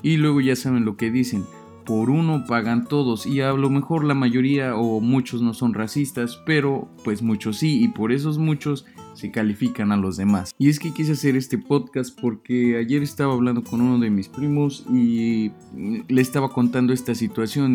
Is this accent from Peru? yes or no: no; Mexico; nuestra propia raza, que somos pues los mexicanos